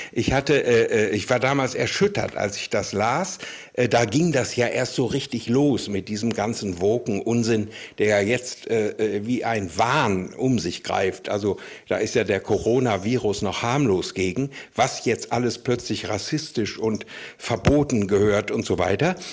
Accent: North Rhine-Westphalia, Germany; Also ich komme zum Beispiel aus Ostwestfalen, aus einem rein evangelischen äh, Gebiet

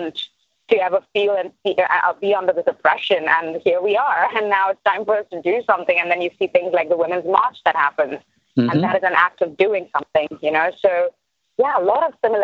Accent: India; moved away; coming from India

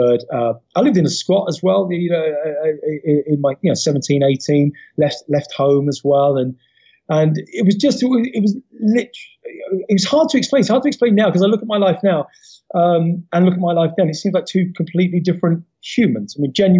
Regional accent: London, United Kingdom; I was from Peckham, Southeast London

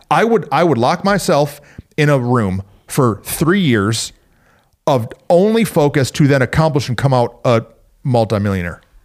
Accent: Flint, Michigan, United States; I grew up in Flint, Michigan

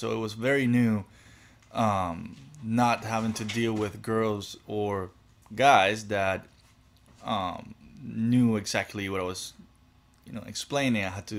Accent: Cuba; growing up in Cuba, you're taught, when you're learning, you're taught how to teach.

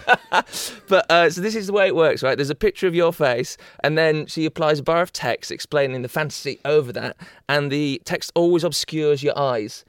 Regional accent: Yorkshire and the Humber, United Kingdom; I'm from Yorkshire

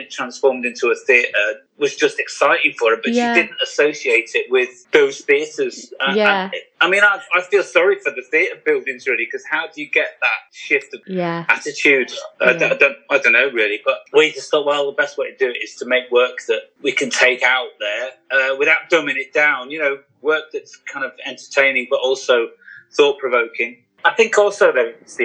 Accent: Liverpool, North West England, United Kingdom; born or raised there; now in Pennines, United Kingdom

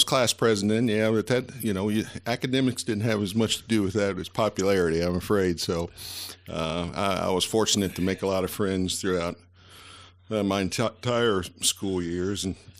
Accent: Bristol, Tennessee, United States; also born or lived in Virginia; Tennessee, for sure, even though I was born across the street in Virginia.

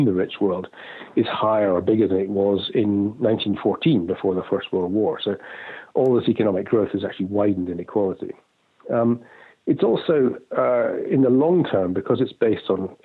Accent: Scotland, United Kingdom; moved away as an adult; also born or lived in London / Hong Kong / Singapore; I was born in Scotland, brought up there

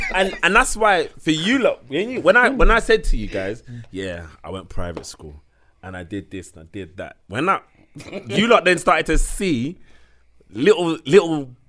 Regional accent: South East England, United Kingdom; Because I grew up outside of London, and then everyone around me would quote unquote spoke properly.

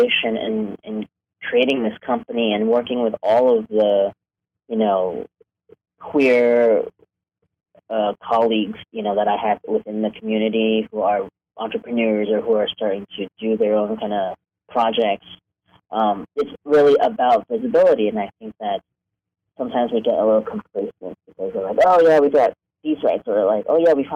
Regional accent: New York, United States; moved away as an adult; also born or lived in Hong Kong; now in Los Angeles, United States; I grew up in New York. I was born in Hong Kong, but I grew up in New York

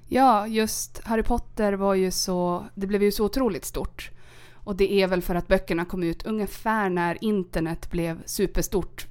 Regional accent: Sandviken, Gävleborg County, Sweden; also born or lived in Caracas, Venezuela / Germany / Norrbotten; Jag är från Sandviken.

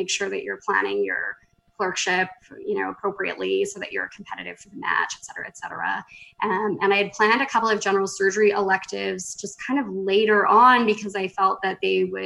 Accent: Markham, Ontario, Canada; moved away as an adult; also born or lived in Vancouver, Canada / Calgary, Canada / Boston, United States; So I grew up in Markham, Ontario, which is a small suburb of Toronto.

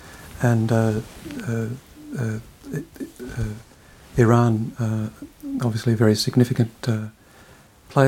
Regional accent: Australia; moved away as an adult; I was going to primary school in the 60s, secondary school in the 70s.

